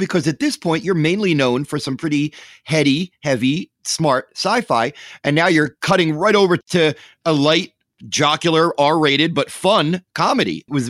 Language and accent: English; Philadelphia, Pennsylvania, United States; I'm from Philly